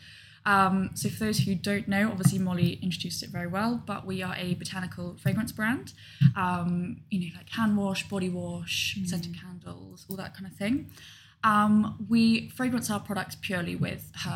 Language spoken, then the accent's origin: English; Gloucestershire, South West England, United Kingdom; also born or lived in London; I grew up in Gloucestershire. Family live there. Grandparents live there. Went to school there.